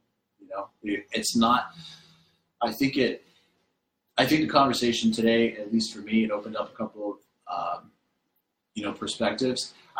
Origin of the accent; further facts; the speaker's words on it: Martin County, Florida, United States; now in Orlando, United States; I was born and raised in Martin County.